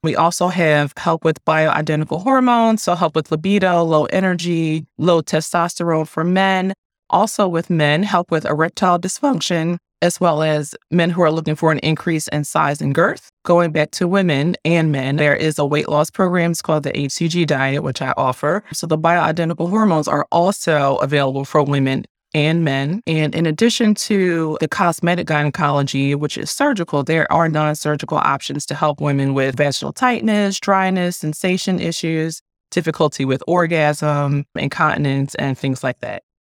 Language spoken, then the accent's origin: English; Philadelphia, Pennsylvania, United States; moved away; also born or lived in Annapolis, Maryland; I'm from Philadelphia